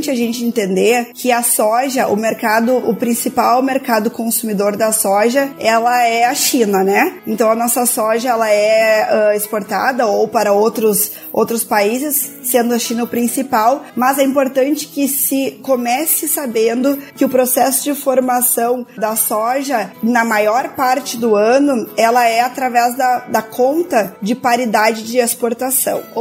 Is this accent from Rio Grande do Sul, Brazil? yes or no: yes; Pelotas, Rio Grande do Sul, Brazil; Nós somos de Pelotas, pertinho do Porto de Rio Grande, né? Estamos no Rio Grande do Sul